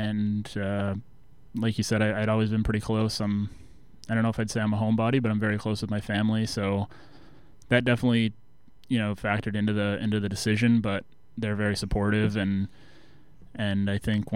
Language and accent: English; Biddeford, Maine, United States; moved away as an adult; also born or lived in Exeter, New Hampshire / King's College; now in Danbury, United States; we played out of the Biddeford Ice Arena right in my hometown.